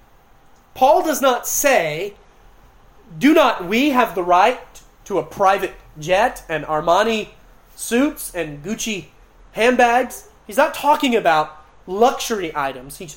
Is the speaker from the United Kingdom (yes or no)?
no; Clayton County, Georgia, United States; I grew up in Clinton County, Georgia, about 15 minutes from World Changers